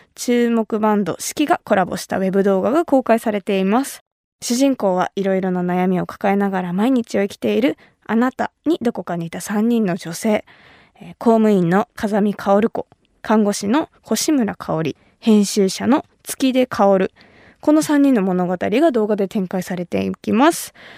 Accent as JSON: {"language": "Japanese", "region": "Kumamoto", "country": "Japan", "tie": "born or raised there", "moved": "yes", "said": "私熊本出身"}